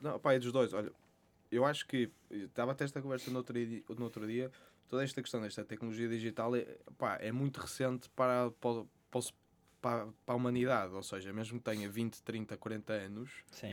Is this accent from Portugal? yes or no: yes; Porto, Norte, Portugal; sou do Porto, uh, tenho 26 anos